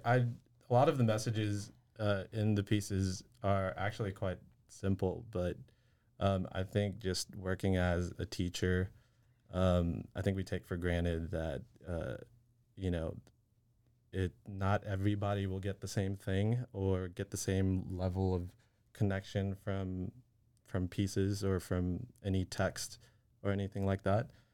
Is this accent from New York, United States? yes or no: no; Waco, Texas, United States; I grew up here in Waco